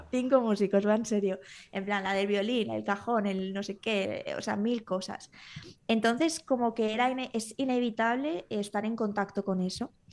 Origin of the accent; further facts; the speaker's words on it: Valencia, Valencian Community, Spain; moved away as an adult; now in Menorca, Spain; Yo me vine aquí a vivir a Menorca porque yo soy de Valencia